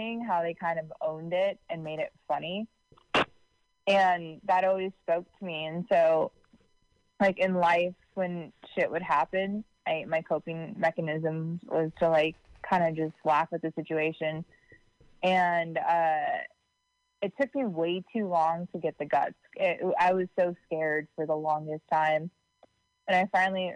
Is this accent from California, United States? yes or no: yes; Livermore / San Francisco Bay Area, California, United States; I kind of like half grew up here, half grew up in the city.